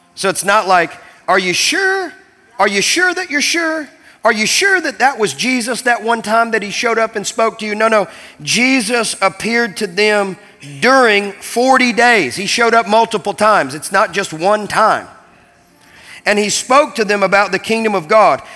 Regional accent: Kentucky, United States; growing up in Kentucky

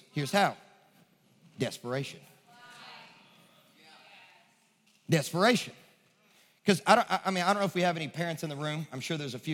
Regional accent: Kentucky, United States; now in Nashville, United States; I'm from Kentucky

